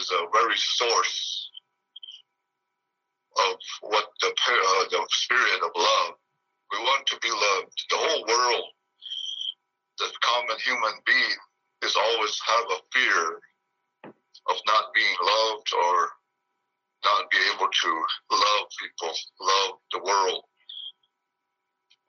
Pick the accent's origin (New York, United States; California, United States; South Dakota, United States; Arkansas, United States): South Dakota, United States; Pine Ridge Indian Reservation; I'm from the Pine Ridge Indian Reservation in the state of South Dakota